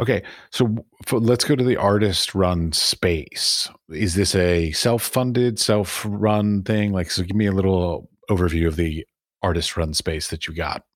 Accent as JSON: {"language": "English", "country": "United States", "said": "being an American"}